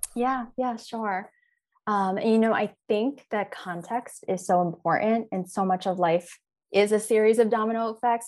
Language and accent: English; Philadelphia, Pennsylvania, United States; I grew up in Philadelphia